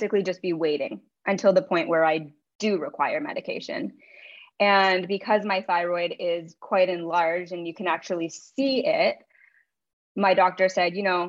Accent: Ontario, Canada; I grew up in Ontario, Canada

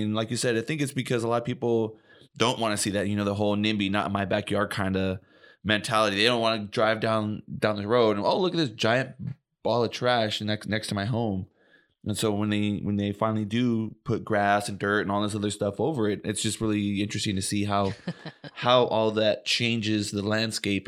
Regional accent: Oxnard, California, United States; I grew up in Oxnard

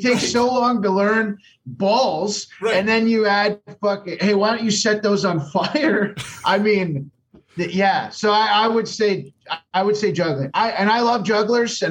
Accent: Canada; As a Canadian touring comedian

